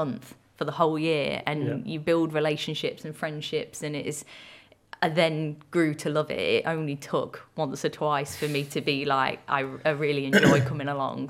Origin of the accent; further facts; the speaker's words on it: Lincolnshire, East Midlands, United Kingdom; growing up in the countryside, I'm from Lincolnshire originally